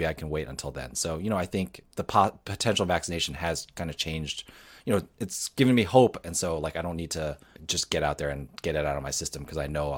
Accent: United States; We're from New York, New Jersey, so, you know.

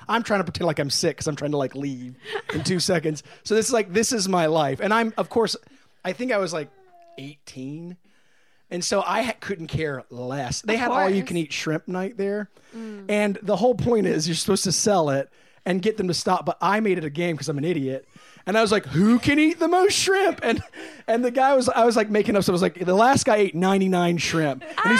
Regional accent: Martinsburg, West Virginia, United States; also born or lived in Midwest; now in Los Angeles, United States; I'm from Martinsburg, West Virginia. Oh boy. I grew up a little girl there.

